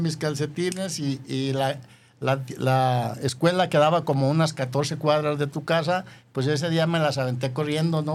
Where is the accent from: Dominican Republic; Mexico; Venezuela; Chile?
Mexico; Yahualica, Jalisco; moved away; tu servidor nació en una ranchería de Yahualica